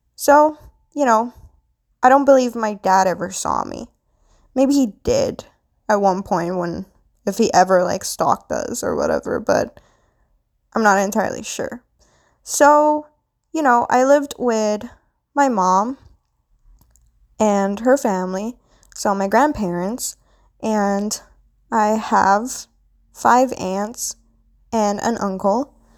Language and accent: English; Philippines; now in Canada; I am Filipina. I was born into Philippines, but now I currently live in Canada